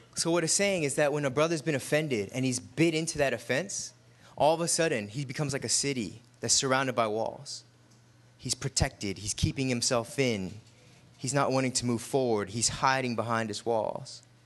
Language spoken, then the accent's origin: English; United States; we're American when we wear tennis shoes